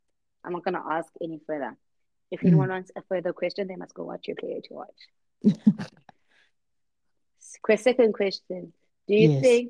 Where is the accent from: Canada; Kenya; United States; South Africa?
South Africa; I'm South African first.